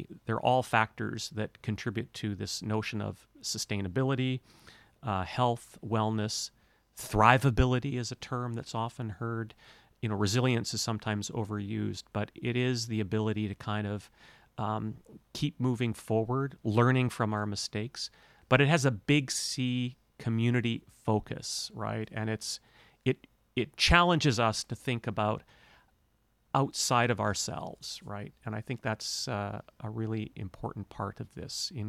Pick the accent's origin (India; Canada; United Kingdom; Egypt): Canada; North Vancouver, British Columbia; moved away as an adult; also born or lived in Banff, Alberta; now in Cortes Island, Canada; I was raised in North Vancouver in the hills there, Lynn Canyon, North Vancouver